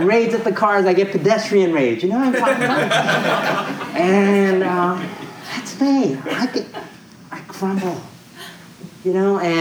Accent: New York, United States; moved away as an adult; now in San Francisco, United States; I grew up in New York.

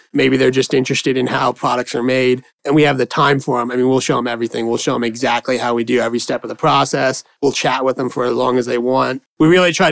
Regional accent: Allentown, Pennsylvania, United States; I was born in Allentown. I went to high school in Allentown. So I kind of grew up here

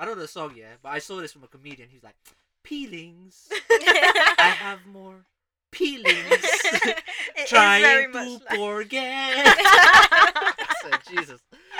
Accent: United Arab Emirates; also born or lived in Philippines; But before that, I was raised in the Emirates. Remember?

